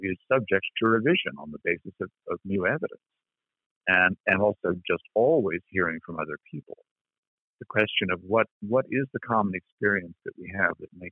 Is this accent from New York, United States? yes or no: no; Berkeley, California, United States; I grew up in Berkeley in the 1960s